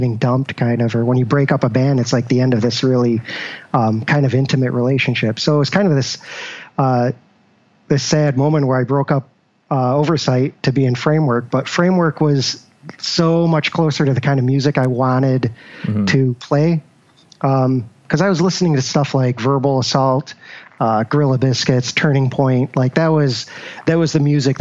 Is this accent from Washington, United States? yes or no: no; Syracuse, New York, United States; moved away as an adult; now in Rochester, United States; born and raised in Syracuse